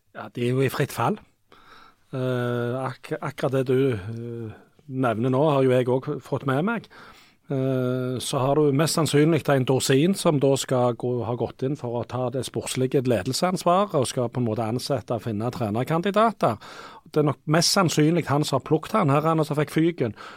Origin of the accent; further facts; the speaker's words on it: Rogaland, Norway; Sunde, der jeg kommer fra